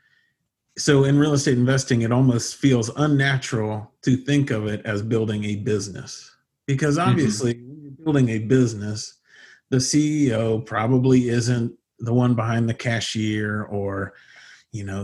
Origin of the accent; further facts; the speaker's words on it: United States; being American